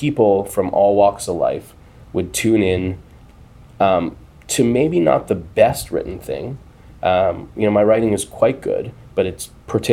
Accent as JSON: {"language": "English", "country": "Canada", "said": "I'm Canadian"}